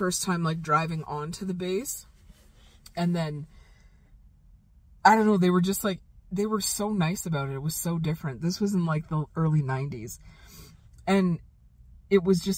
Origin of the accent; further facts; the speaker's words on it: Calgary, Alberta, Canada; moved away; growing up in Calgary